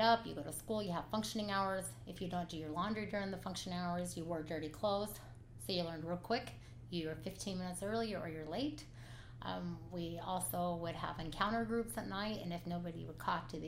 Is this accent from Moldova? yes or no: no; West Jordan, Utah, United States; I grew up in West Jordan